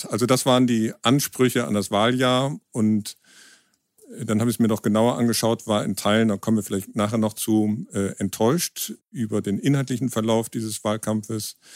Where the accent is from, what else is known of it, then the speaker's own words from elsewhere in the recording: Bonn, North Rhine-Westphalia, Germany; now in Hamburg, Germany; im Hauptberuf Dokumentarfilmer. Ich komme aus Bonn, also der alten Hauptstadt, wohne in Hamburg